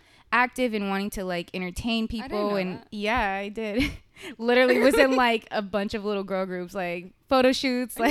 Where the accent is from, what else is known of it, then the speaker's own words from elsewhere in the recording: Los Angeles, California, United States; I was born and raised here in California, in LA or the Valley. Yeah, I'm actually a Valley girl